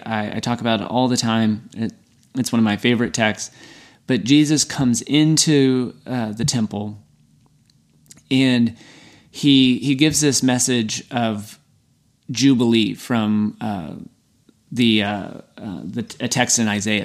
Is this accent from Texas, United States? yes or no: yes; Texas, United States; I'm from Texas